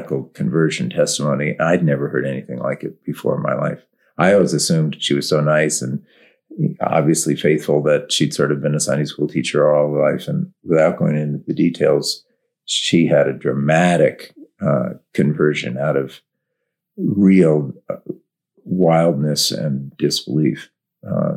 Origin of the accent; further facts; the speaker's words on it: Westport, Connecticut, United States; also born or lived in Windsor, Connecticut; I grew up in Westport, Connecticut, but the school was in Windsor, Connecticut